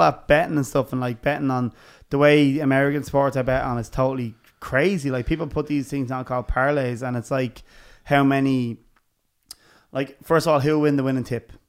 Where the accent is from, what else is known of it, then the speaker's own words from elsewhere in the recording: Dublin, Leinster, Ireland; we're from Dublin